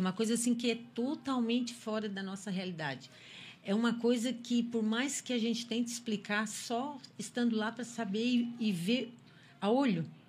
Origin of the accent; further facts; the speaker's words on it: Criciúma, Santa Catarina, Brazil; eu sou de Criciúma